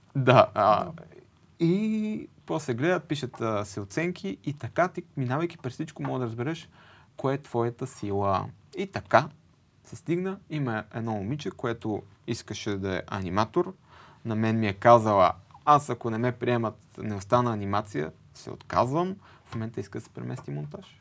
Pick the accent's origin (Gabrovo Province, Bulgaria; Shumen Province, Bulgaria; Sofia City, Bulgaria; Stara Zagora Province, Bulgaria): Sofia City, Bulgaria; Sofia; Аз съм от София.